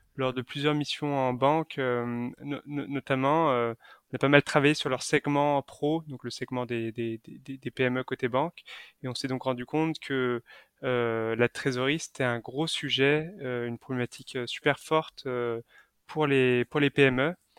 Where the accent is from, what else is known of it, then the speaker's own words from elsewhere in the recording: Lyon, Auvergne-Rhône-Alpes, France; je suis originaire de Lyon